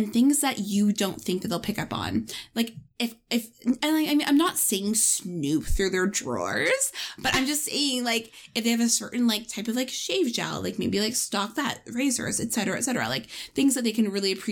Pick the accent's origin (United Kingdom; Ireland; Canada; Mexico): Canada; Toronto, Ontario; we are from Toronto.